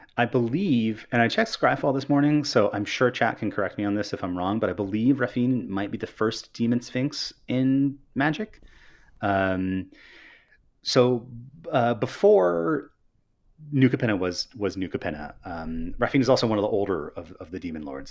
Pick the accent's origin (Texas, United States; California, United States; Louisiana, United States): California, United States; Northern; I'm from Northern California and not from Southern California